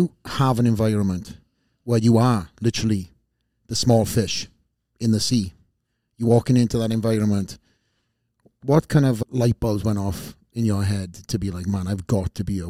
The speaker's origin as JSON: {"language": "English", "region": "Wales", "country": "United Kingdom", "said": "I came from Wales, put myself in these various different gyms."}